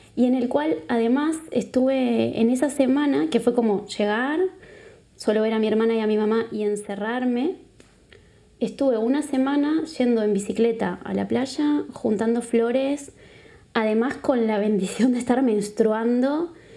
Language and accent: Spanish; Uruguay; now in Barcelona, Spain; Soy de Uruguay, vengo de Uruguay. Creo que se me nota mucho